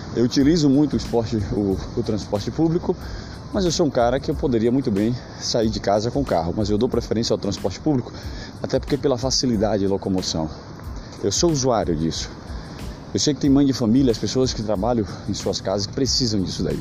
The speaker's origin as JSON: {"language": "Portuguese", "country": "Brazil", "said": "sou brasileiro, sou patriota"}